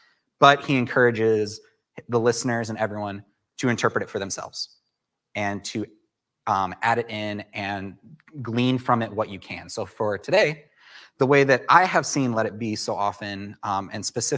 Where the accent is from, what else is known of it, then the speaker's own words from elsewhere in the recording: Chicago, Illinois, United States; I came from the Chicagoland area to start studying at Southeastern, and quickly Oasis became my home.